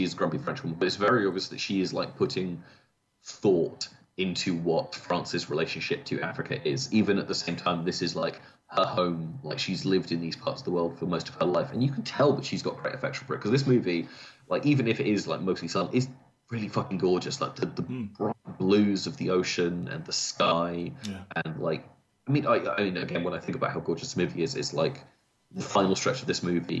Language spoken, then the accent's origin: English; United Kingdom; we're British